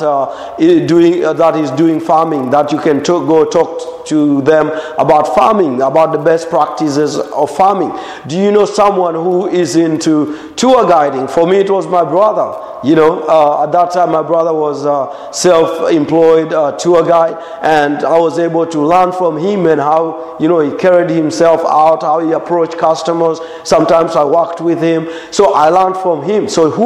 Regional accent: Morogoro, Morogoro Region, Tanzania; English is a second language; I would go hike the Uluguru Mountains in Morogoro.

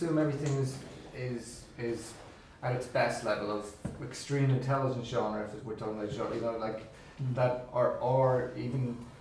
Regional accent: Ireland; we are Irish no matter what happens

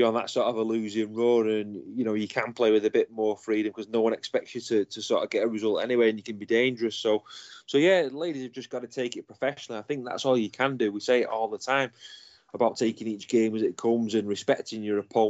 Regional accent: England, United Kingdom; I'm English

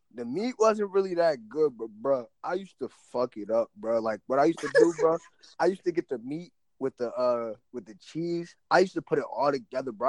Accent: Piscataway, New Jersey, United States; moved away as an adult; also born or lived in South Plainfield, New Jersey; now in Virginia, United States; I moved to Piscataway, fifth grade, whatever, whatever. So originally I was from South Plainfield, so then I moved out to uh, Piscataway

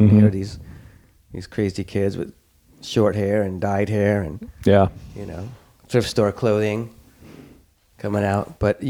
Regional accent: Hawthorne, California, United States; also born or lived in Brooklyn, New York; In Hawthorne. Mm. Home of the ….

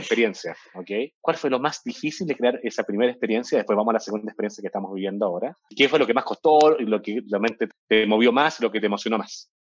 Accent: Chile; also born or lived in Peru; now in Mexico; yo nací en Chile, viví, en Perú, acá en México y llevo como 12 años

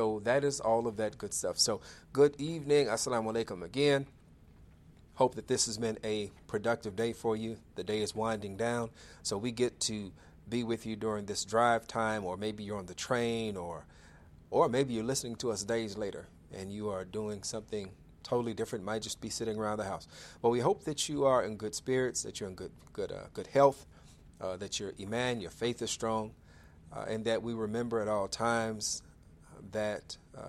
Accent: Chicago, Illinois, United States; my hometown of Chicago, Illinois

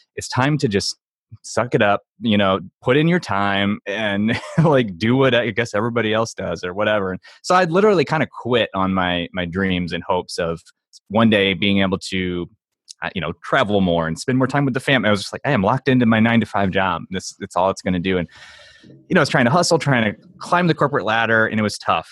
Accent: St. Louis, Missouri, United States; I'm from Saint Louis, so, like, Emo's is a popular pizza chain here.

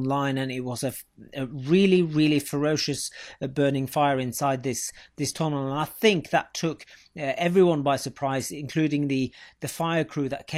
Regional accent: Norway; having been born and bred in Norway

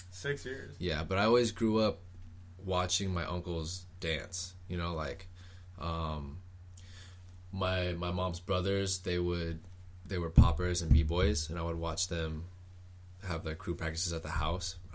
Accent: Oceanside, California, United States; also born or lived in Los Angeles / Long Beach / Hawaii; Me personally, well, my family's always about out of Oceanside, but I have moved around from L.A., Long Beach, even like Hawaii. Well, my home base has always been Oceanside, California.

